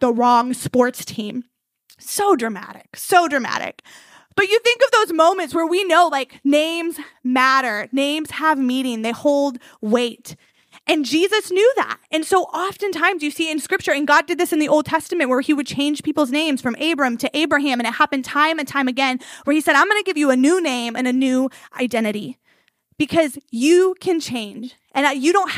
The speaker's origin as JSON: {"language": "English", "area": "outside of Chicago", "region": "Illinois", "country": "United States", "tie": "born or raised there", "said": "We grew up like outside of Chicago"}